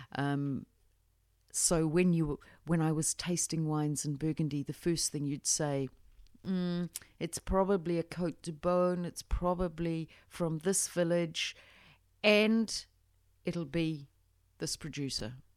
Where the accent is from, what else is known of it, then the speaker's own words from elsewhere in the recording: New Zealand; I grew up in New Zealand, um, went to university in Otago